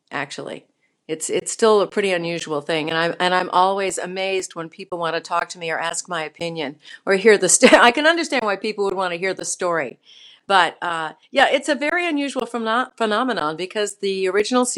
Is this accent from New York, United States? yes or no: no; Burlington, Vermont, United States; I was born in Burlington, Vermont